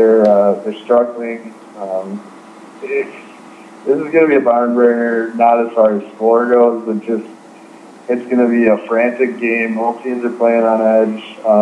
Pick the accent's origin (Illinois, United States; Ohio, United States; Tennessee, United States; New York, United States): Illinois, United States